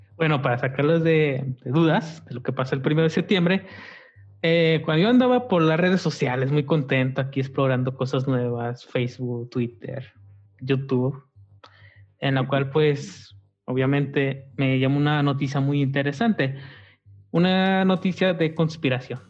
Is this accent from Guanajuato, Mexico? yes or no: yes; Guanajuato, Mexico; somos de aquí de Guanajuato